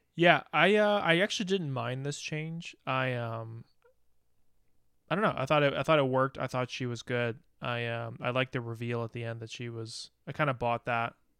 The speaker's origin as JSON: {"language": "English", "country": "United States", "said": "as an American"}